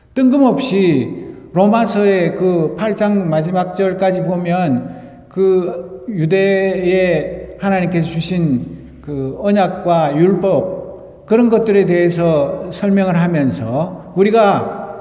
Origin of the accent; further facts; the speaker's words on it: South Korea; now in United States; 우리 조국